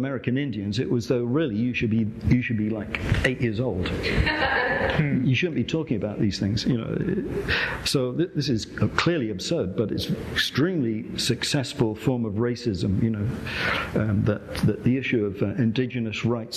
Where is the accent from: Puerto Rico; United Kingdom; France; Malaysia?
United Kingdom; England; I'm from England